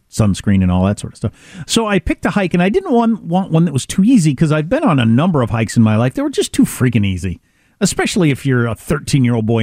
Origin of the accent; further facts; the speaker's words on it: Midwest, United States; I'm from the Midwest.